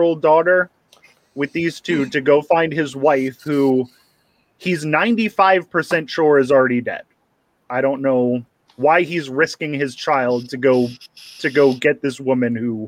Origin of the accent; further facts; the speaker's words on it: Philadelphia, Pennsylvania, United States; I'm from the Philadelphia area.